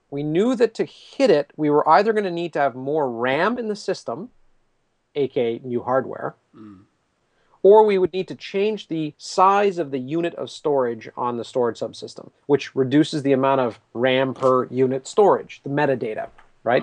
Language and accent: English; Canada; I'm Canadian